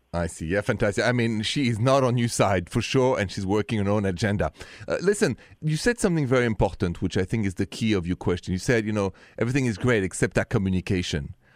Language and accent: English; France; accent: thick French; English is a second language; moved away; also born or lived in Ohio; I know it's a thick French accent.